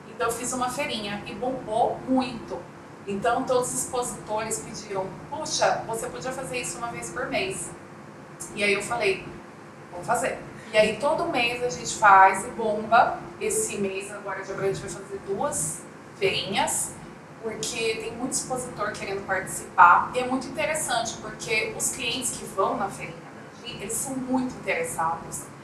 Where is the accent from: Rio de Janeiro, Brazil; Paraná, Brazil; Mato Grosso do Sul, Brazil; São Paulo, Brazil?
Mato Grosso do Sul, Brazil; Coxim; moved away as an adult; also born or lived in Campo Grande / São Gabriel do Oeste; eu nasci em Campo Grande, mas uhum. eu cresci no interior. Então eu cresci em Coxim, São Gabriel, e em Coxim